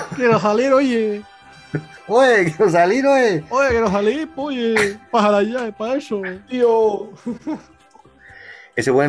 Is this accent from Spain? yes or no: no; Venezuela; los que están ahora, que pues, somos venezolanos.